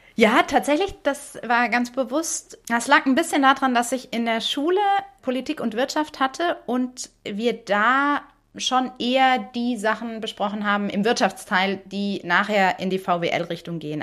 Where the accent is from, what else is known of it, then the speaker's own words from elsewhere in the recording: Germany; first language German; Deutsch ja zum Glück meine Muttersprache